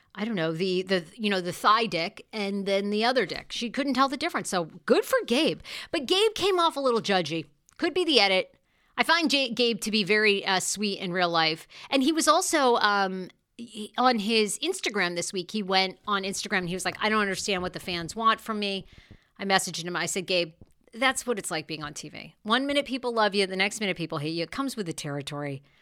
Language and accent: English; Maine, United States; I'm from Maine.